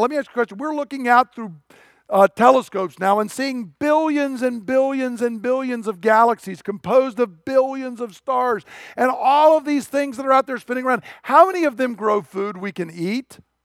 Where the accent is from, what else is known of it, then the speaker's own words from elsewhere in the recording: United States; I'm an American